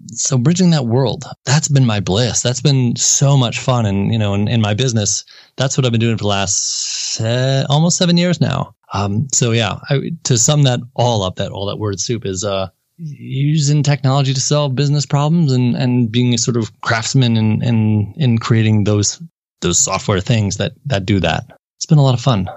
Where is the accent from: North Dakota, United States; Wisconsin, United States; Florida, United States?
Wisconsin, United States; Milwaukee; moved away as an adult; also born or lived in Madison, Wisconsin / St. Louis, Missouri; born and raised in Milwaukee, Wisconsin area